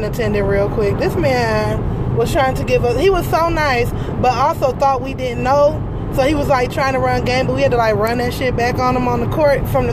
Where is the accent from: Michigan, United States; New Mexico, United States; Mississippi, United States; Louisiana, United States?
Michigan, United States; Detroit; we're from Detroit